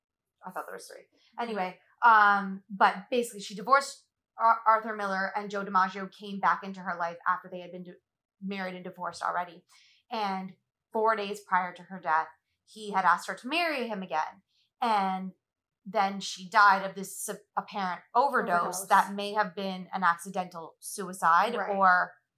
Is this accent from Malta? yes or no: yes; Malta